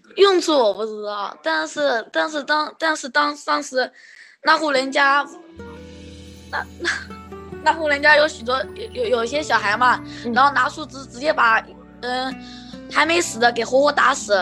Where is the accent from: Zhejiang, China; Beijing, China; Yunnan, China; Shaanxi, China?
Zhejiang, China; Hangzhou; 萧山的人。萧山是，萧山，浙江